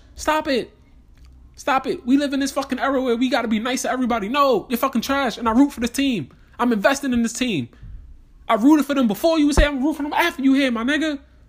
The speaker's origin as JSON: {"language": "English", "region": "New York", "country": "United States", "said": "I said, bro, I'm from New York."}